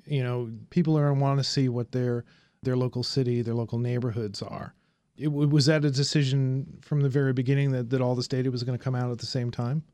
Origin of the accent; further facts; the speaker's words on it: Indianapolis, Indiana, United States; moved away; I'm from Indianapolis.